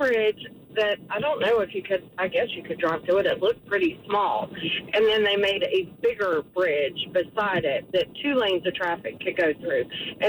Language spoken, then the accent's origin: English; Jamestown, North Carolina, United States; I grew up in Jamestown, and there's two bridges.